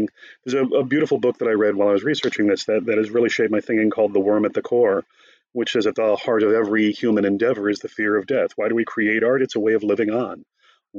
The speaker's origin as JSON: {"language": "English", "region": "Connecticut", "country": "United States", "said": "I'm from Connecticut originally"}